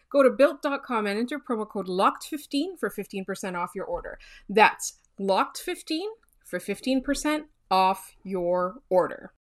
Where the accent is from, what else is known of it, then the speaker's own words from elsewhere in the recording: Canada; as a Canadian